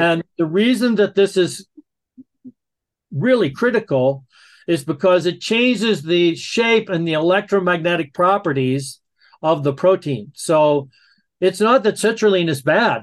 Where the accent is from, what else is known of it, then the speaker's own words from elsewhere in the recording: the South, United States; growing up in the South